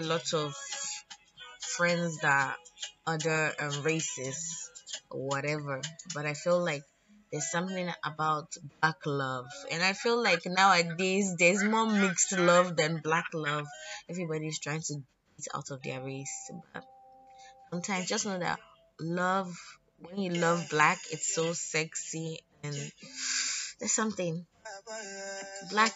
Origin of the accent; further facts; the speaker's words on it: Lagos, Nigeria; being born and raised in Lagos